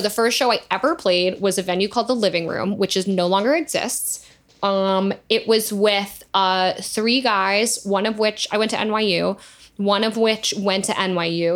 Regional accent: New York, United States; I'm from there

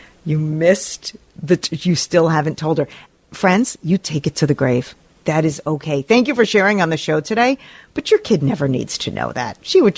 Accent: New York, United States; As an East Coast girl, I grew up in Rockland County. I've been to Action Park as an adult.

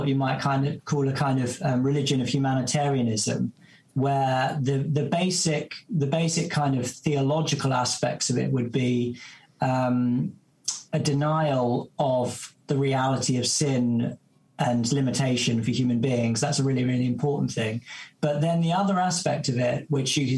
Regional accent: Essex, East of England, United Kingdom; I'm from Essex, and, you know, I grew up going to watch Spurs

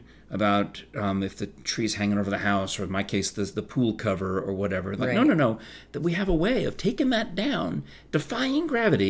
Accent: New York, United States; And I mostly associate growing up in New York with the parade.

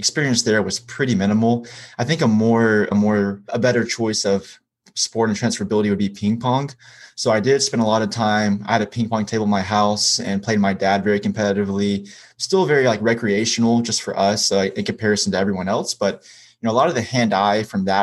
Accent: Hiawassee, Georgia, United States; I'm from Hiawassee, Georgia

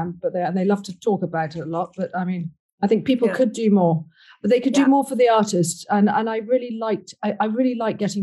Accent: Ireland; I'm Irish

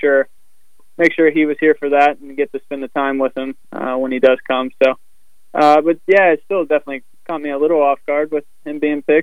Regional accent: West Virginia, United States; from where I grew up in West Virginia

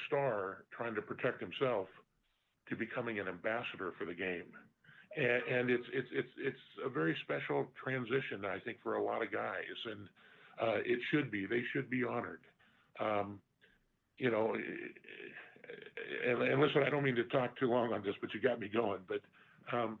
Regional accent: Newport Beach, California, United States; moved away as an adult; now in Ohio, United States; we're from Newport Beach, California.

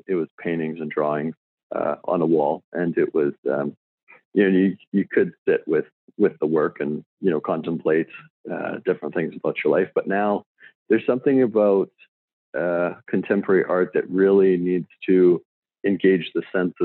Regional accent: Saskatoon, Saskatchewan, Canada; I grew up in Saskatoon, Saskatchewan. It's a city in the middle of Canada

